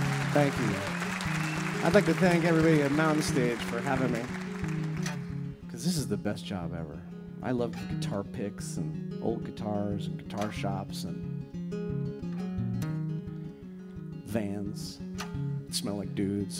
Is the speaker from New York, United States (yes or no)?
yes; New York City, New York, United States; also born or lived in Hawaii; I'm from New York City